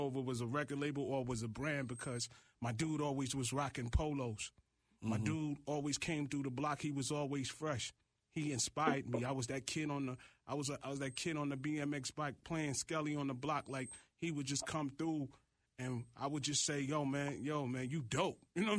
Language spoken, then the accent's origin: English; New York City, New York, United States; as a kid growing up in Flatbush, Brooklyn